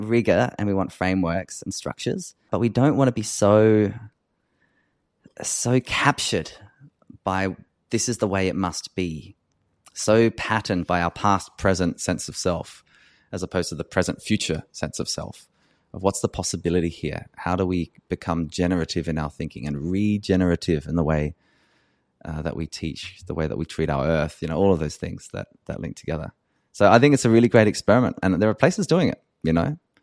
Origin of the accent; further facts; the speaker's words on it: Australia; an Australian white cisgender man